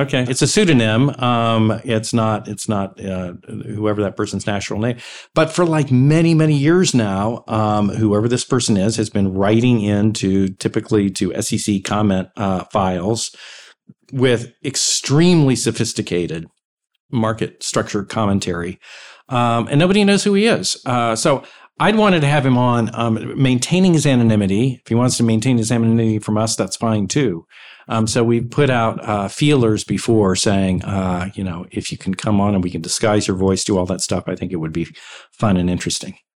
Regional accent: Texas, United States; I'm from Texas

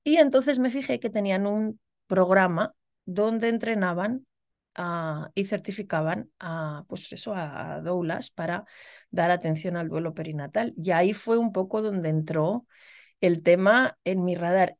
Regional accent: Logroño, La Rioja, Spain; moved away as an adult; also born or lived in Illinois, United States; now in United States; yo soy riojana, soy de Logroño

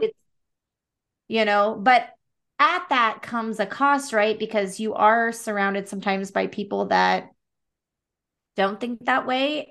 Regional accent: Salem, Oregon, United States; also born or lived in Portland, Oregon; I was born and raised in Salem, which is, like, forty-five minutes south

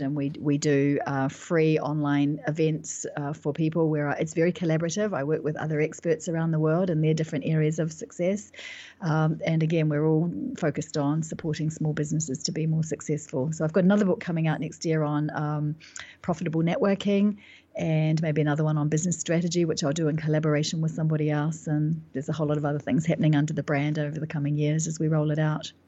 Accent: New Zealand; moved away as an adult; now in London, United Kingdom; I live in London, but I'm actually from New Zealand, and, and I've been living in, in London for the last, uh, ten years approximately

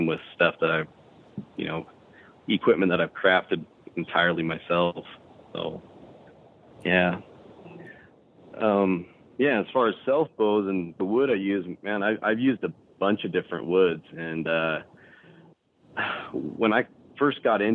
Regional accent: Arizona, United States; I'm from Arizona originally

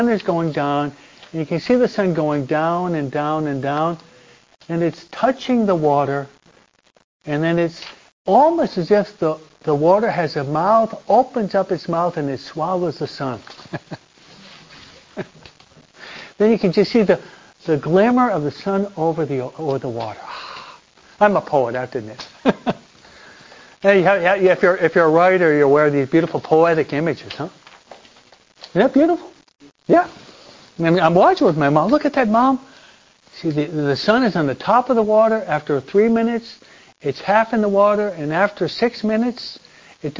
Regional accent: East Coast, United States; now in Southern California, United States; I was brought up and raised on the East Coast

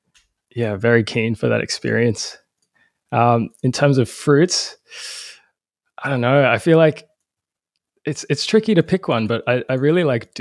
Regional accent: Brisbane, Queensland, Australia; I'm from Brisbane. I was born and raised in Brisbane, currently studying at UQ in my final year.

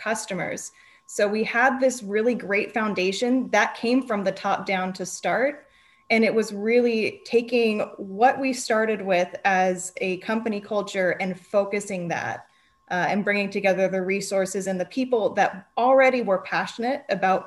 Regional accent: Napa Valley, California, United States; I grew up in the Napa Valley

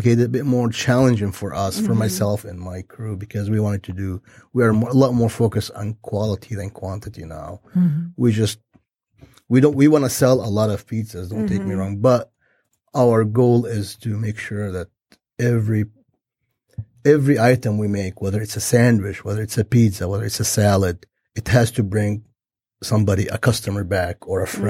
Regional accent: Lebanon; now in United States; I'm Lebanese from Lebanon, which is a war-torn country

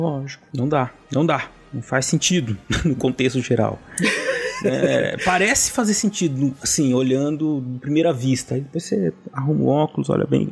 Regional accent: Brazil; nós brasileiros

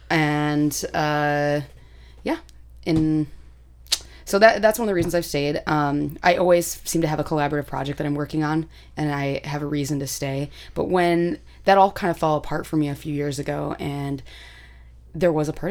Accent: Michigan, United States; now in Chicago, United States; I'm from Michigan

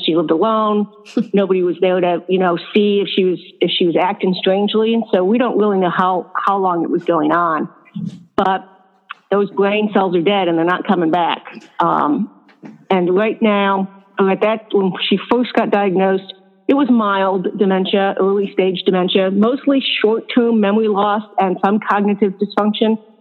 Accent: upstate New York, United States; now in Florida, United States; I was born and raised in a town up in upstate New York

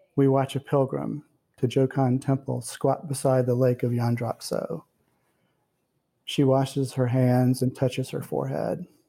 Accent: the South, United States; I grew up in the South and I've lived here and I've also lived elsewhere.

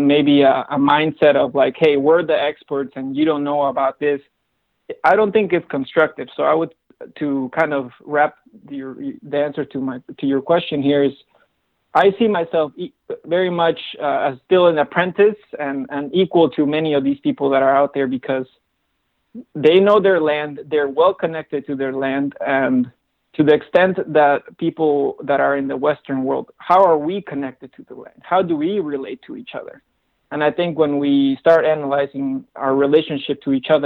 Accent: Cusco, Peru; now in United States; I'm originally from Cusco, Peru

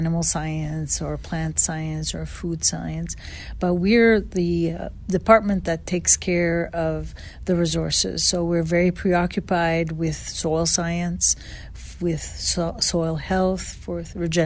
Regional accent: a town north of Montreal, Quebec, Canada; moved away as an adult; also born or lived in Saskatchewan / Arkansas / Tennessee; now in Knoxville, United States; I come originally from Quebec, Canada, a town north of Montreal, 60 miles north, where there was a lot of mountains, and I learned to ski at the age of 3

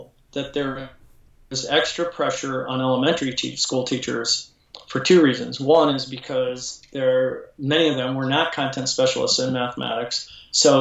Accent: Chicago, Illinois, United States; now in Lodi, United States; I'm from Chicago, but we live in Northern California now in a small town called Lodi, California

